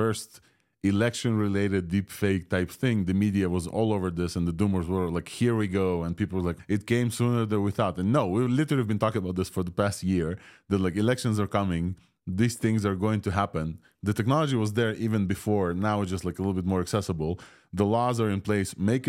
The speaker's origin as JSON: {"language": "English", "country": "Ukraine", "first_language": "Russian", "second_language": "English", "said": "And I asked it to dub me in Russian, a language that I do speak, and my mother tongue from Ukraine."}